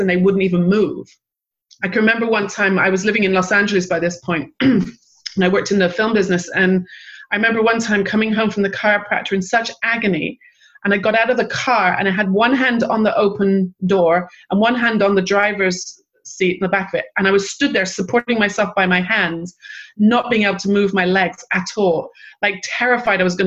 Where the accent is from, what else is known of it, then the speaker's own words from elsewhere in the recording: England, United Kingdom; also born or lived in Manchester / London; I grew up in England and I lived in Manchester back in the early 80s